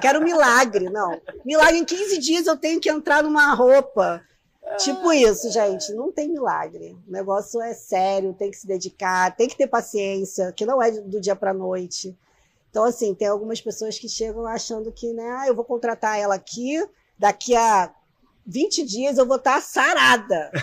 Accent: Nova Iguaçu, Rio de Janeiro, Brazil; also born or lived in Belford Roxo; eu sou nascida em Nova Iguaçu, né? Mas eu fui acolhida por Belfort Roxo

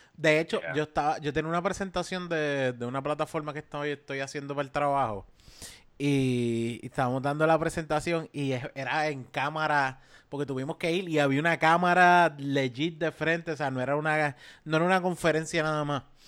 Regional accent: Caguas, Puerto Rico; yo soy de Caguas

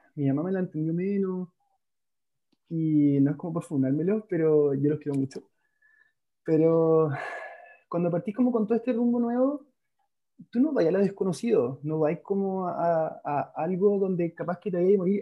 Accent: Calama, Antofagasta, Chile; now in Santiago, Chile; yo soy nortino, soy de Calama

